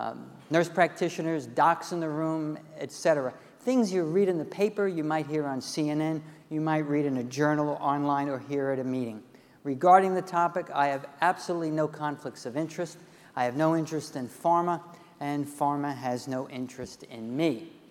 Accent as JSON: {"language": "English", "town": "Cleveland", "region": "Ohio", "country": "United States", "said": "Okay, so you know I'm from Cleveland."}